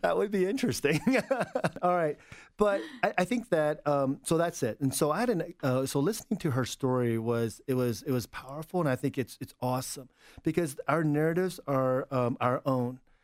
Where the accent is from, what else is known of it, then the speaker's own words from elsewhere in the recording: United States; also born or lived in Suwon, South Korea; I'm pretty American. I identify as, uh, as an American